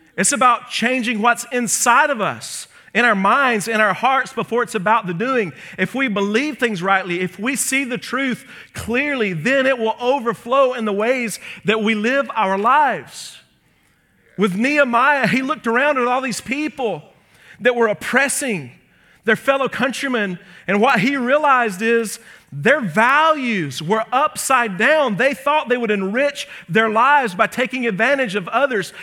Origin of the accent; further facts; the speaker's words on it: Birmingham, Alabama, United States; my hometown